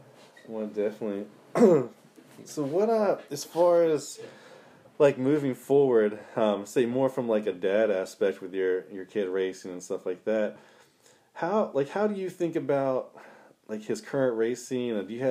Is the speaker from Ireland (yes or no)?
no; Piney Neck, Delaware, United States; I said I grew up around Piney Neck, and it's when you would see, like, on a state race, you would have like Richard Jarvis